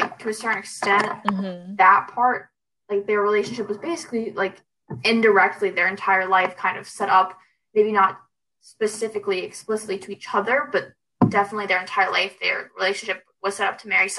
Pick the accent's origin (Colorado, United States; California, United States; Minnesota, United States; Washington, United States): California, United States; I do think even growing up in California, growing up in like, all over the place